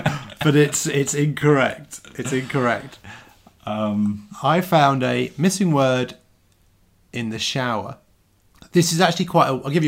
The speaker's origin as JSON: {"language": "English", "town": "Southend-on-Sea", "region": "East of England", "country": "United Kingdom", "tie": "born or raised there", "also_born_or_lived": "London", "moved": "yes", "said": "I was born in Southend."}